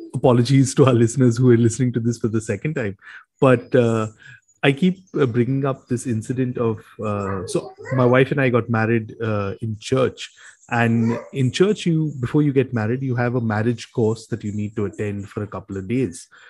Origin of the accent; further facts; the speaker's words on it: Mumbai, Maharashtra, India; We grew up in Bombay. Uh, we spent most of our lives in Bombay.